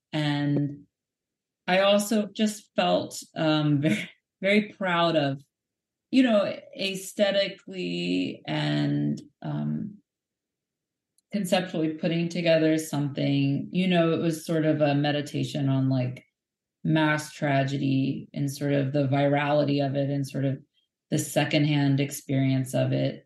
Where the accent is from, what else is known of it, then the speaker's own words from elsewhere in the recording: United States; speaking as an American